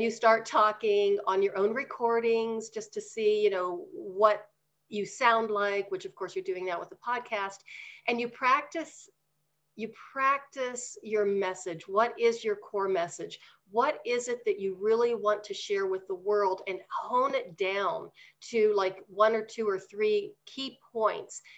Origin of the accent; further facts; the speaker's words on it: Pennsylvania, United States; now in Denver, United States; back in Pennsylvania.